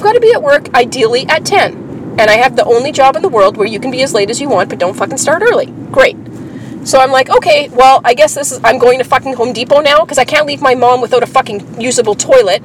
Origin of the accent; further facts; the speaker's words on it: Canada; now in Winnipeg, Canada; I'm Canadian